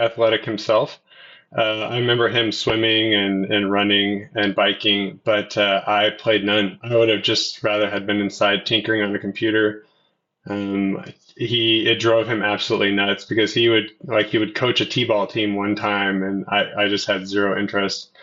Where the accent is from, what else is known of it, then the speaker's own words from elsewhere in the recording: Kitsap Peninsula, Washington, United States; moved away as an adult; also born or lived in Oregon / Bend, Oregon; now in Bellingham, United States; My parents separated when I was a baby, and I spent most of my life on the Kitsap Peninsula with my mom and my sister